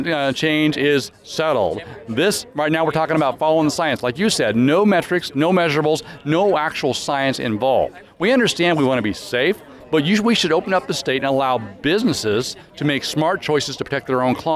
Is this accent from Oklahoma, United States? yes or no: no; Grand Coulee, Washington, United States; I grew up in Grand Coulee